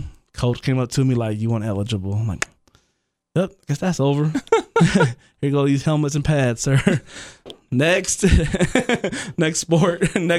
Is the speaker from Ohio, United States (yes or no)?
yes; Parkwood / Trotwood, Ohio, United States; I grew up on Parkwood, too. Before I moved to Trotwood, that's where I lived, on Parkwood. A lot of people don't even know that, but I was in the hood, too.